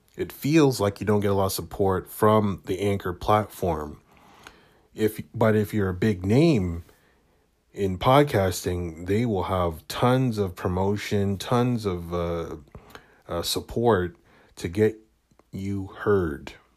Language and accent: English; Canada; being Canadian, um, being, growing up in a predominantly white neighborhood, white city